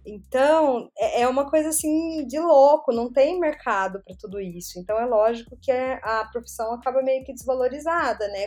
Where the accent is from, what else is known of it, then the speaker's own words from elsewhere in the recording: Brazil; moved away as an adult; also born or lived in São Paulo / France; faz muito, muito tempo que eu saí do Brasil.